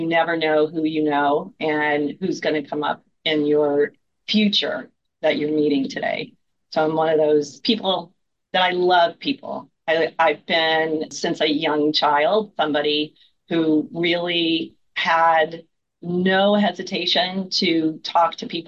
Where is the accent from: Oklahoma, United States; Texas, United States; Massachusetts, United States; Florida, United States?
Florida, United States; Miami; I am actually a born and bred in Miami